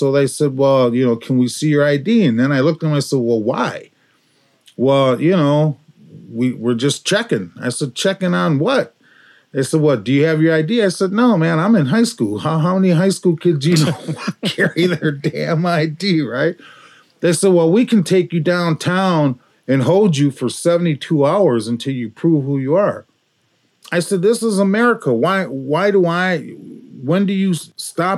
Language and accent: English; Minneapolis, Minnesota, United States; I grew up in Minneapolis